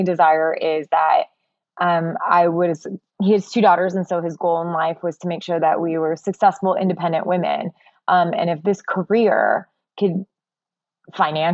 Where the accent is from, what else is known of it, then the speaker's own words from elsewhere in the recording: United States; I don't want to say I'm any different than any Desi growing up here